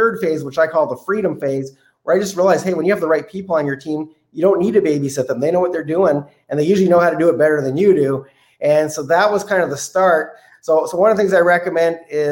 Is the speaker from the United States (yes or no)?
no; Canada; as a Canadian